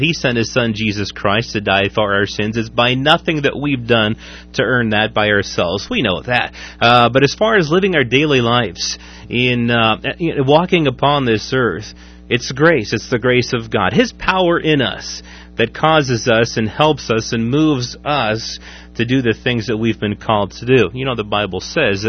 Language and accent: English; Waverly, United States; my hometown of Waverly